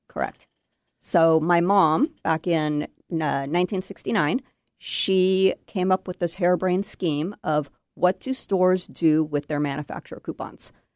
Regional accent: Bellevue, Washington, United States; I grew up in Bellevue and I have not gone far

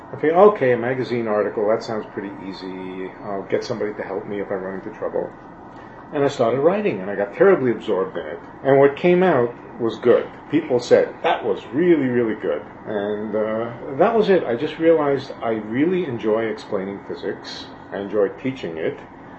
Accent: New York City, New York, United States; When I find myself in the city, all of a sudden I'm a New Yorker again.

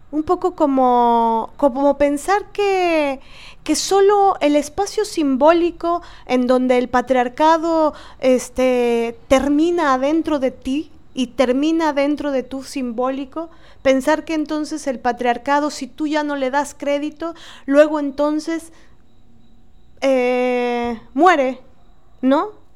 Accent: Mexico; como mexicanas, y cada una desde el país que se encuentre

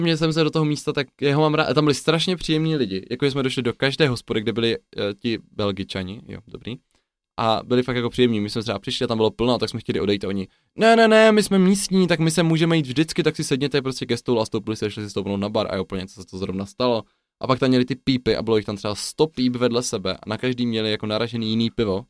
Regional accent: Czechia; jako správní Češi

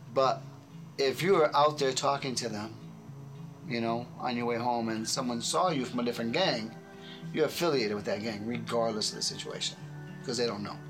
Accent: Chicago, Illinois, United States; I grew up Catholic in Chicago

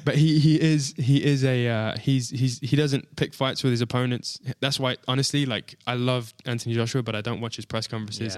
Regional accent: United Kingdom; being a Brit

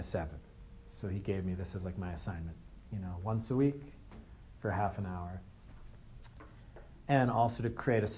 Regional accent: Andover, United States; I'm actually from Andover, which is where Circles of Wisdom is from. So I was Andover's first monk, first Buddhist monk from Andover.

